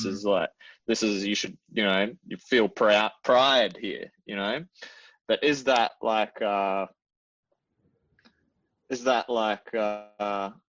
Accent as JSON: {"language": "English", "region": "Scotland", "country": "United Kingdom", "said": "I'm like I'm, I'm like Scottish"}